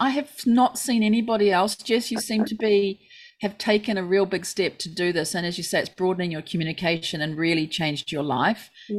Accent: New Zealand; born or raised there; now in Japan

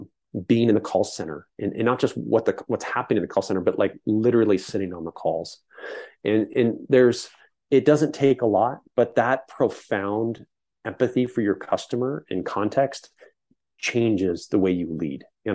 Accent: San Francisco Bay Area, California, United States; growing up in the Bay Area

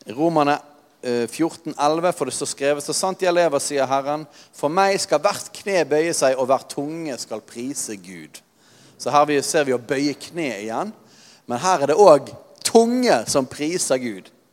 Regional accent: Norway; vi er nordmenn

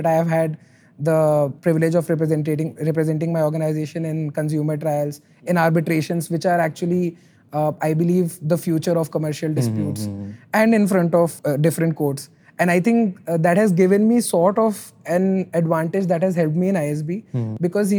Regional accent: Rajasthan, India; English is a second language; also born or lived in Delhi; I was born and brought up in Rajasthan, and I moved quite a lot during my life. And finally, in terms of my education, I came to Delhi to do law.

